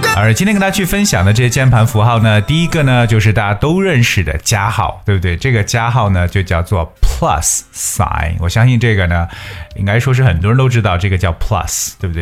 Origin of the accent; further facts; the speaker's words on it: China; 我们中国人